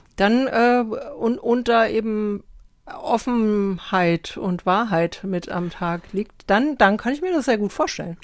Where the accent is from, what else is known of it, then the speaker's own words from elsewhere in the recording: Germany; Ich sage Deutschland